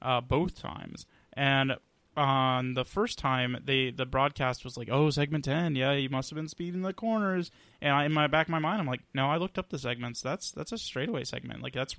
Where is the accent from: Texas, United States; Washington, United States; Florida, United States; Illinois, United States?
Texas, United States; born there; also born or lived in Atlanta; I say Atlanta is, but technically I was born in Texas.